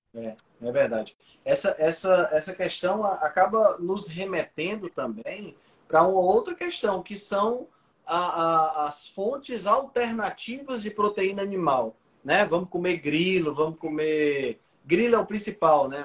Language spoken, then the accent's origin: Portuguese; Ceará, Brazil; eu sou cearense